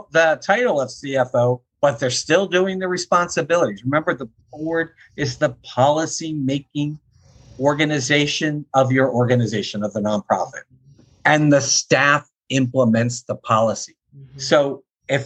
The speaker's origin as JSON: {"language": "English", "town": "Philadelphia", "region": "Pennsylvania", "country": "United States", "tie": "born or raised there", "said": "I grew up in Philly"}